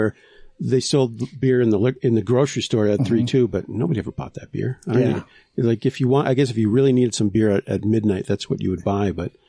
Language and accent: English; St. Cloud, Minnesota, United States; now in Utah, United States; growing up in Minnesota.